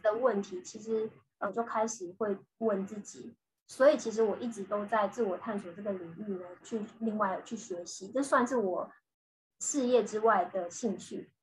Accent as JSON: {"language": "Chinese", "town": "Changhua", "region": "Changhua County", "country": "Taiwan", "tie": "born or raised there", "also_born_or_lived": "Beijing / Shanghai / Singapore", "moved": "as an adult", "lives_now": "Israel", "said": "我现在呢，我是住在以色列，呃，我是台湾土生土长的台湾人这样，然后我是嗯。彰化的小孩"}